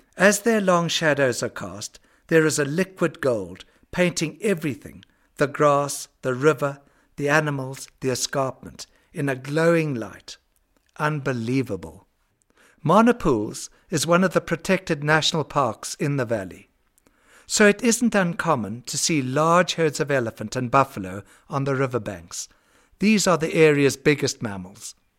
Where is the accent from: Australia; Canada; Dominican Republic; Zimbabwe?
Zimbabwe; the farm I grew up on in Zimbabwe